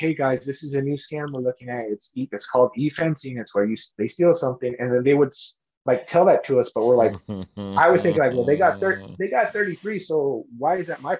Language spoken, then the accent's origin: English; Earlimart, California, United States; also born or lived in Bakersfield, California; moved back to my hometown of Early Martin.